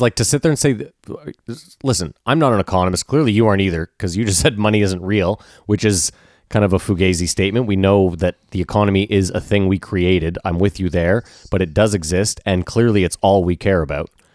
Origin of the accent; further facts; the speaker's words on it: Canada; I'm Canadian